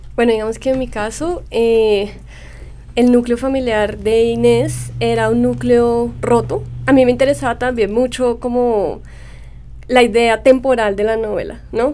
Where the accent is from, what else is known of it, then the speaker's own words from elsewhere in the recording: Colombia; moved away as an adult; also born or lived in New York; mi niñez y la niñez de mi generación en Colombia